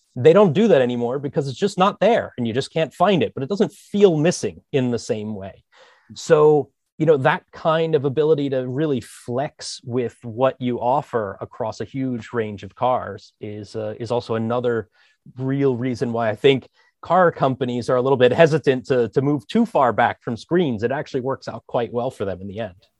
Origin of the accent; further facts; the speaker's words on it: Philadelphia, Pennsylvania, United States; moved away as an adult; now in Amsterdam, Netherlands; I'm American. I'm from Philly. So, uh, you know, I spent a long time there living in the Philadelphia area